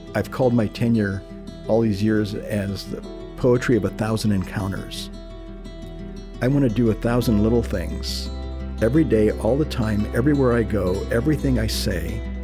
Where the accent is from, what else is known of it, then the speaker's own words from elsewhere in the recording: Nogales, Arizona, United States; first language Spanish; English is a second language; I was born in Nogales, Arizona, on the border between uh, Arizona and Mexico